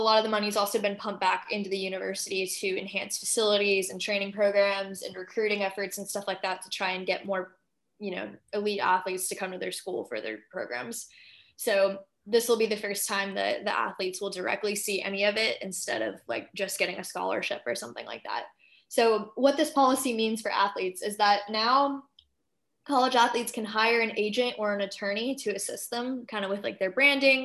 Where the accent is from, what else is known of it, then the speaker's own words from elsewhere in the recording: Georgia, United States; my home state of Georgia